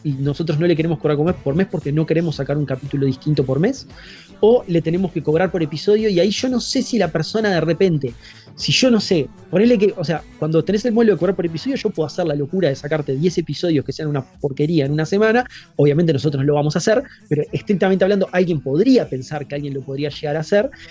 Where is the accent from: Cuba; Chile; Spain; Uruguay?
Uruguay; nuestro lugar de origen, digamos, sería Uruguay